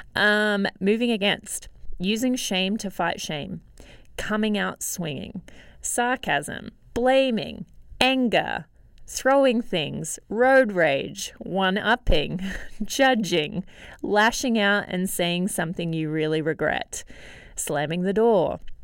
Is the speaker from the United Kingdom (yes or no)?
no; Australia; Growing up in Australia